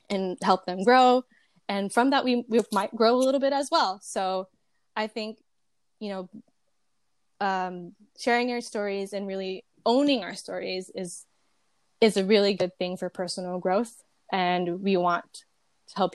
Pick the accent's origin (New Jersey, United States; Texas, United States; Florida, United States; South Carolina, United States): New Jersey, United States; Jersey City; moved away as an adult; now in California, United States; I am born and raised in Jersey City, New Jersey. Um, and I'm not from California, but I moved here after high school.